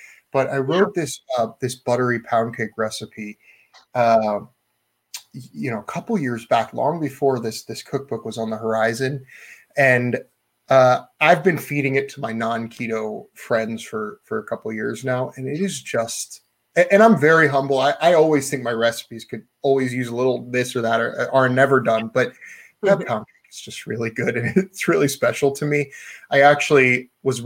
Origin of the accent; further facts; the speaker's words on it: Maryland, United States; I grew up in Maryland where crab is king